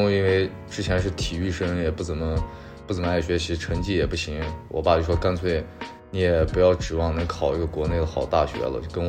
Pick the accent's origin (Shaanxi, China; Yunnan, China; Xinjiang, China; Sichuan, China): Xinjiang, China; moved away as an adult; also born or lived in Saint Petersburg, Russia / Bishkek, Kyrgyzstan; 我是在新疆，对，上了小学、初中、高中，然后高中毕业之后就跟着我爸去了俄罗斯跟中亚